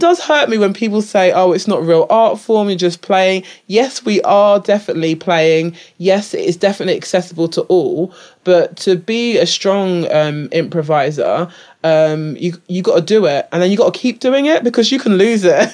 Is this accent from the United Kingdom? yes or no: yes; England, United Kingdom; I'm, like, British-born, British, uh, raised